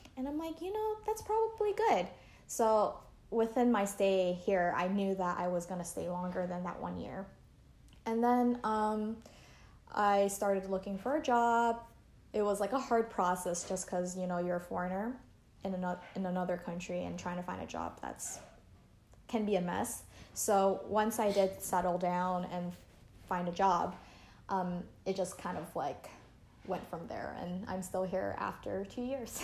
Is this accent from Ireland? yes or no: no; Canada; now in Taiwan; I grew up in Canada